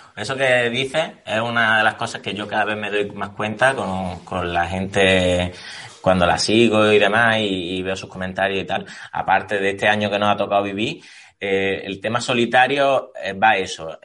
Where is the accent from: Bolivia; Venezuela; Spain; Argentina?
Spain; Córdoba, Andalusia; yo que soy de Córdoba